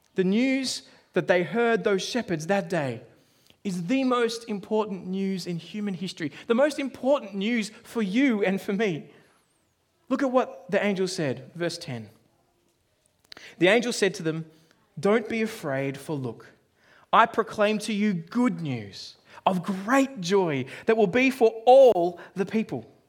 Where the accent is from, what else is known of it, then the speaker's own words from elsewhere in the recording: Australia; now in New Zealand; I grew up in Australia